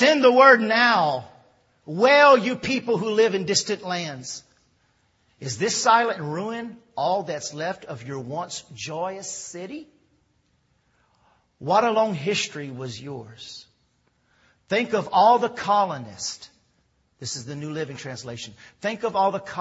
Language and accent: English; Louisiana, United States; also born or lived in Texas; I was born in Texas, raised here in Louisiana